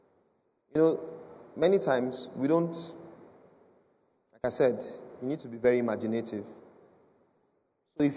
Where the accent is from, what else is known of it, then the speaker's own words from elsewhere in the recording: Edo, Nigeria; I come from Edo State.